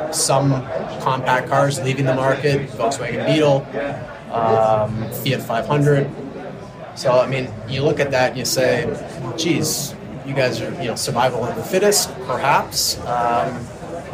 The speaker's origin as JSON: {"language": "English", "country": "Canada", "said": "I'm Canadian"}